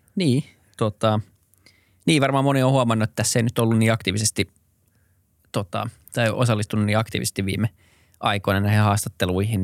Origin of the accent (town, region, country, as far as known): Helsinki, Uusimaa, Finland; born or raised there; also born or lived in Berkeley, United States / New York, United States